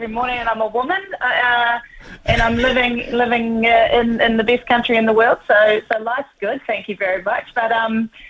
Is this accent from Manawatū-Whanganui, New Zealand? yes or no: yes; Whanganui, Manawatū-Whanganui, New Zealand; moved away as an adult; I grew up in Whanganui in the 80s